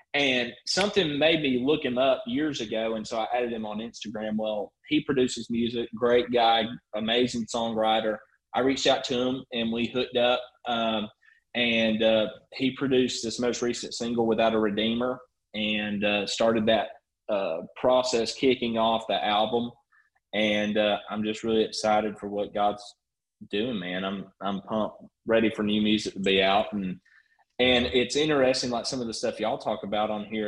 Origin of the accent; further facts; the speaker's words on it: Rome, Georgia, United States; I am from Rome, uh, not Italy. Rome, Georgia is where I'm out